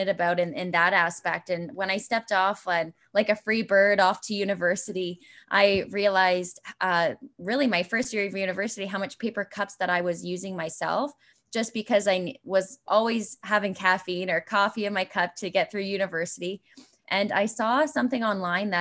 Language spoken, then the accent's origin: English; Brantford, Ontario, Canada; I knew I was heading back to Brantford